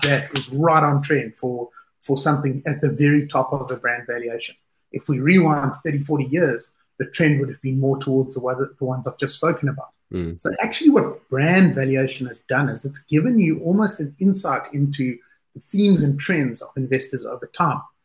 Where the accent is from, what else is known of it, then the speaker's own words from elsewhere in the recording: South Africa; moved away as an adult; now in United Kingdom; as a South African, I was working in South Africa when I started off. Today, I'm based in the UK